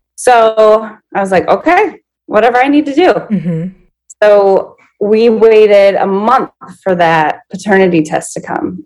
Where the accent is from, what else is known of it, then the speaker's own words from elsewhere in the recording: Minnesota, United States; I'm 39 and I'm from Minnesota